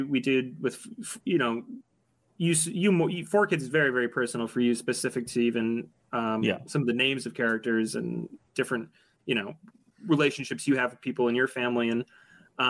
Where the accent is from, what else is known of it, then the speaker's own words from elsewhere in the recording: Buffalo, New York, United States; growing up in Buffalo